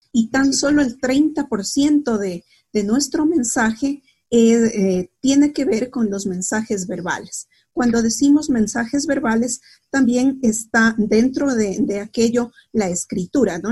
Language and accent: Spanish; Quito, Pichincha, Ecuador; also born or lived in La Plata, Argentina; soy de Quito, yo vivo en Quito